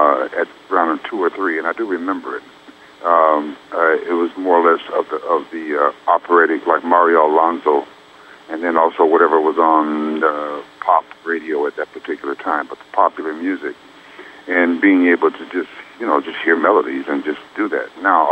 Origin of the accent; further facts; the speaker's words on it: Youngstown, Ohio, United States; moved away; also born or lived in Montreal / New York / California; when you're born and raised right on the borderline of Ohio and Pennsylvania, about 60 miles south of Lake Erie